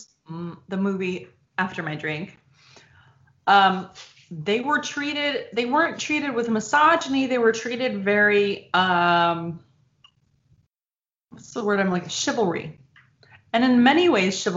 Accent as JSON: {"language": "English", "region": "Michigan", "country": "United States", "tie": "born or raised there", "also_born_or_lived": "Texas", "moved": "yes", "said": "I grew up in Michigan, and then I moved with my family to Texas"}